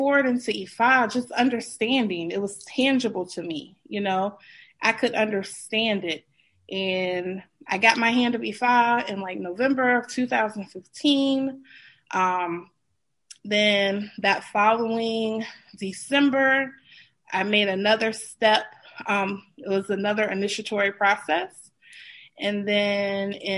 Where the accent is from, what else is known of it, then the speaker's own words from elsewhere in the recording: Suffolk, Virginia, United States; So I am from Suffolk, Virginia. It is very country. It's in the southern, southeastern part of Virginia. So I'm in the Bible Belt, essentially. I grew up in a Southern Baptist church